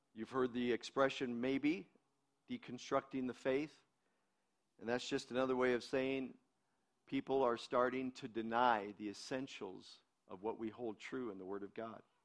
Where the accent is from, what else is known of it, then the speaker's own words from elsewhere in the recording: United States; I'm an American. I'm an American